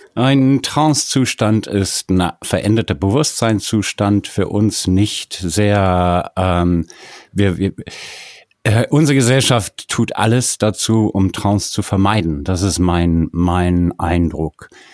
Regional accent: South Africa; moved away; Ich bin in Südafrika geboren und aufgewachsen

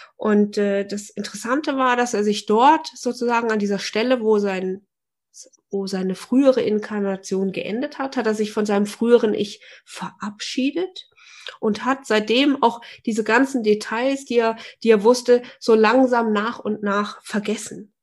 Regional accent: Fulda, Hesse, Germany; ich komme ja aus Fulda

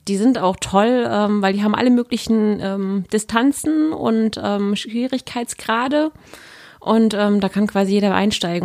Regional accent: Germany; bin aber jetzt deutsch, ich bin in Deutschland aufgewachsen, geboren aufgewachsen

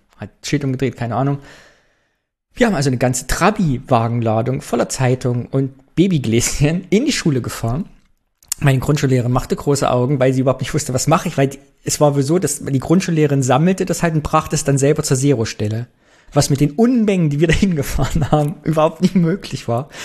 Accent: East Germany, Germany; Hat unsere DDR-Sozialisation bis heute gewirkt?

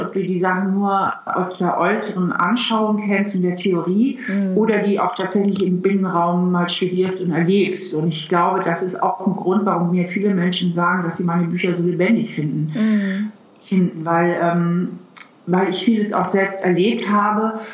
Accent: Hamburg, Germany; now in Trier, Germany; Eigentlich komme ich auch aus Hamburg. Ich bin ja Hamburgerin.

